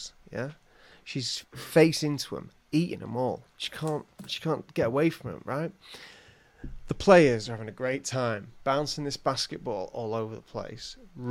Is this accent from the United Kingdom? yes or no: yes; England, United Kingdom; I'm from England